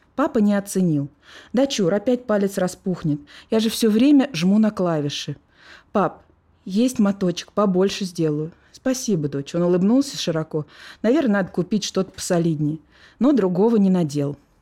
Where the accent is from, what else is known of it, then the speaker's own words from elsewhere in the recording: Moscow, Russia; also born or lived in Saint Petersburg; я родилась уже в Москве. Но вот дитя любви вот такой вот между городами. Вся моя жизнь, она вот э, проходила между Ленинградом и Москвой